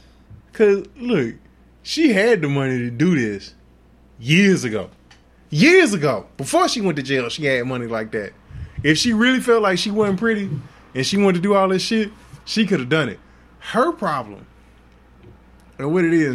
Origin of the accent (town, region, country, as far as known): Houston, Texas, United States; born or raised there; also born or lived in Inglewood, California